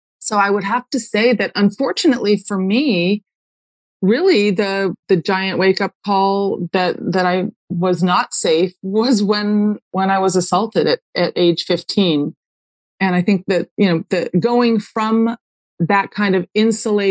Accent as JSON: {"language": "English", "town": "Malibu", "region": "California", "country": "United States", "tie": "born or raised there", "said": "I grew up way out on Point Doom in Malibu"}